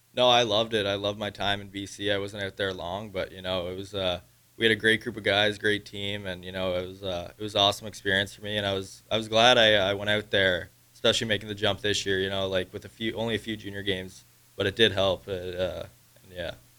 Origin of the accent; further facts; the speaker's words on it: Prince Edward Island, Canada; moved away; I'm from Prince Edward Island, Canada, so it's a little island on the East Coast.